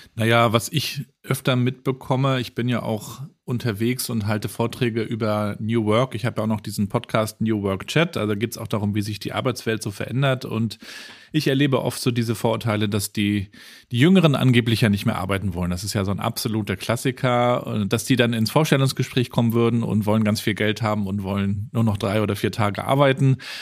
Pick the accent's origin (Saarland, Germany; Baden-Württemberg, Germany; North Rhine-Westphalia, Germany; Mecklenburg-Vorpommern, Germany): Mecklenburg-Vorpommern, Germany; Rostock; Ich bin ja in Rostock in der DDR aufgewachsen